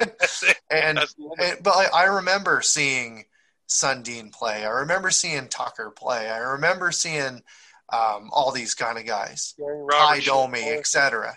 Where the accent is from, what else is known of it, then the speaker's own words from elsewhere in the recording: East Coast, Atlantic Canada, Canada; I grew up in the East Coast, right? I grew up on the East Coast